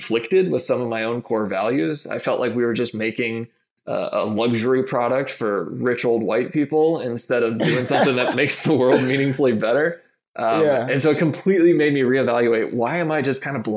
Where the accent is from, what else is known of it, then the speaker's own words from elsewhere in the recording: Massachusetts, United States; moved away as an adult; also born or lived in Michigan; I grew up in Massachusetts, got one younger brother and my two parents.